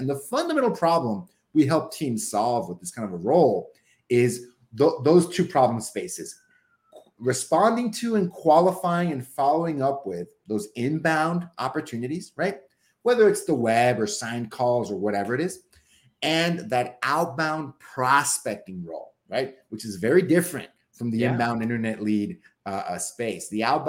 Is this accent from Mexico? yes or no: yes; Mexico; now in Seattle, United States; I bet I could make this work back in my hometown in Mexico, right?